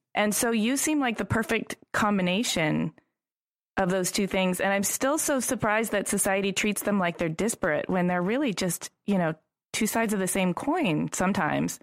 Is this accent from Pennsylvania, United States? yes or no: no; Ypsilanti, Michigan, United States; grew up in Ypsilanti